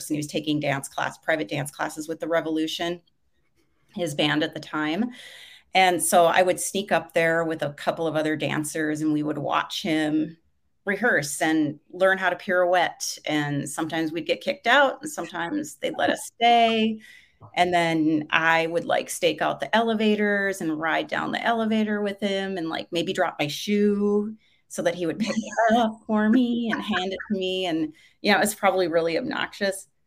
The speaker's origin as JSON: {"language": "English", "town": "Minneapolis", "region": "Minnesota", "country": "United States", "tie": "born or raised there", "said": "I grew up in Minneapolis, not too far from his neighborhood."}